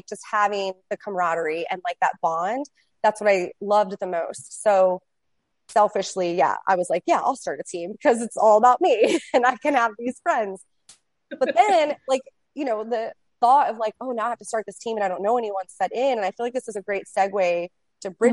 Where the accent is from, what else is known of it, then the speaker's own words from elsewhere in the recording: Ocean City, Maryland, United States; moved away as an adult; also born or lived in Baltimore, Maryland; now in Austin, United States; when I moved to Baltimore, which was about 3 hours away from my hometown, like Ocean City, Maryland